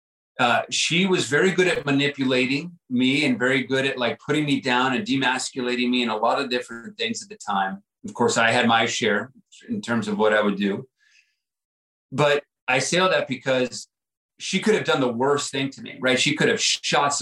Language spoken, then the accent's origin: English; El Paso, Texas, United States; moved away as an adult; my first 18 years of growing up, I grew up in El Paso, Texas, border town